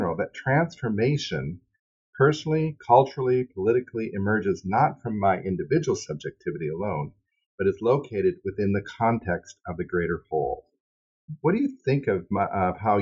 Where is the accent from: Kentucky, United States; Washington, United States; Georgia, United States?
Washington, United States; Seattle; we're both from Seattle